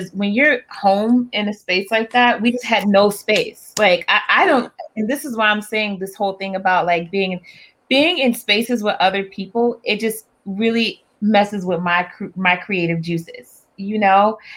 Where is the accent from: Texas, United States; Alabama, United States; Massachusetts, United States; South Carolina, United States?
South Carolina, United States; Charleston; I'm from Charleston. I'm from oh. Charleston, South Carolina